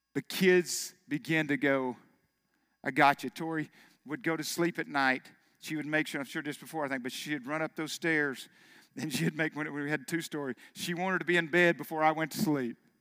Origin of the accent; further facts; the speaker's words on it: Arkansas, United States; I'm from Arkansas. Of course, I, everybody believes in God there